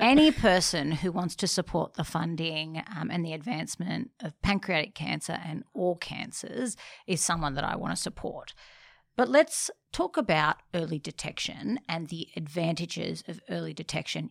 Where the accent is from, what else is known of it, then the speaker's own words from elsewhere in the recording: Sydney, New South Wales, Australia; I grew up in Bronte